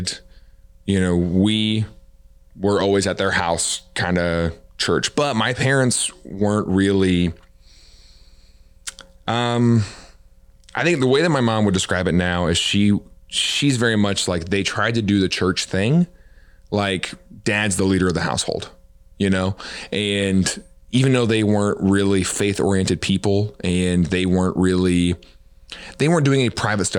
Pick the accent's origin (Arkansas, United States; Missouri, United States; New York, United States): Missouri, United States; Mount Vernon; now in Kansas City, United States; I grew up in Mount Vernon, Missouri, small town. Really proud of where I'm from.